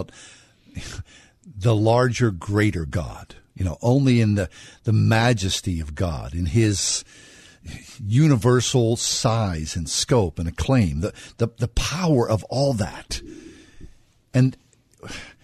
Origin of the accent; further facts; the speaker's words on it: Swissvale, Pennsylvania, United States; I grew up in Swissvale